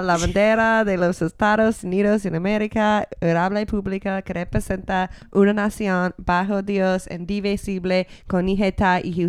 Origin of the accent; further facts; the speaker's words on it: Florida, United States; moved away; I'm from Florida.